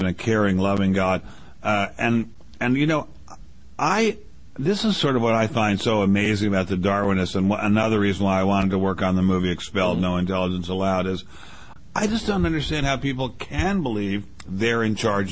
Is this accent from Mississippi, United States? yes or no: no; Maryland, United States; also born or lived in Washington, D.C.; I grew up in Maryland, which was nowhere near as segregated a state as either of those states